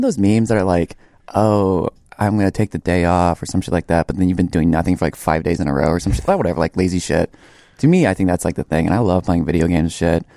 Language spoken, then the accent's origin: English; Acworth, Georgia, United States; moved away as an adult; I'm from Ackworth, Georgia. It's about, like, thirty minutes northeast of Atlanta. Um, let's see. Stayed there until, like, the end of high school.